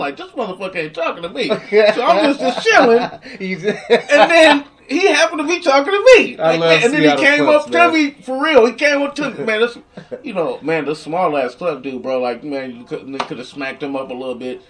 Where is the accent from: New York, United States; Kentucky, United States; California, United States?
California, United States; Oakland; now in Seattle, United States; I come from Oakland, California.